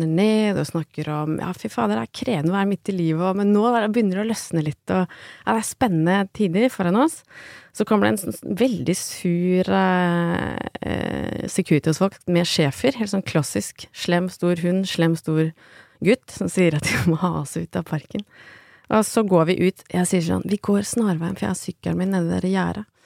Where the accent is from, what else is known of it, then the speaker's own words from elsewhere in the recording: Lillehammer, Innlandet, Norway; jeg er hjemme på Lillehammer, hvor jeg kommer fra, altså, med, og sitter sammen med moren og faren min og spiser reker